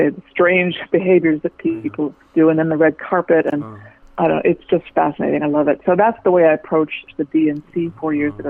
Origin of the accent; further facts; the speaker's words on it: Washington, District of Columbia, United States; I grew up in Washington, D.C., and my father was a physician